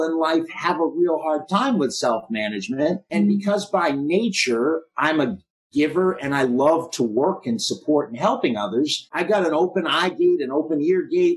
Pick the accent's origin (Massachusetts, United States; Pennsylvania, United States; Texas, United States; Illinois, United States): Massachusetts, United States; Boston; I grew up in Boston.